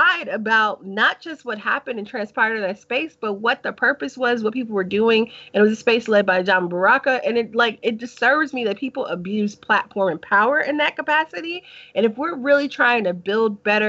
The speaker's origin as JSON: {"language": "English", "region": "New York", "country": "United States", "tie": "born or raised there", "said": "growing up in New York"}